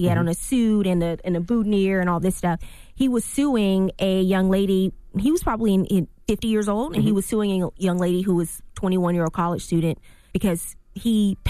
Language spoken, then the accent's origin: English; Louisiana, United States; My parents didn't graduate from college. So we didn't know anybody. And I'm from Louisiana.